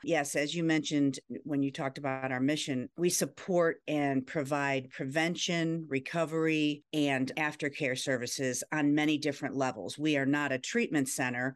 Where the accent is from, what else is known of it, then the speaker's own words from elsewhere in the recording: Ohio, United States; now in Virginia, United States; I grew up in Ohio, then moved to Virginia